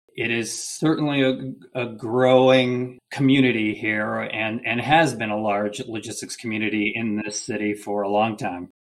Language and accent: English; Michigan, United States; now in Chattanooga, United States; I'm originally from Michigan